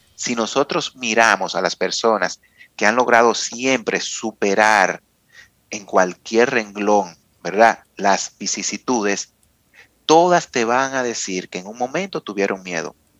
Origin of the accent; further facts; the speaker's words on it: Dominican Republic; nosotros como dominicanos